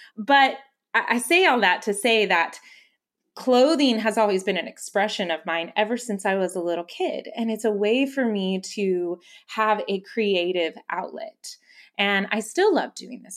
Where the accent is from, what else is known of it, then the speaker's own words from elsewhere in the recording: McAllen, Texas, United States; I grew up in the Valley. I grew up in McAllen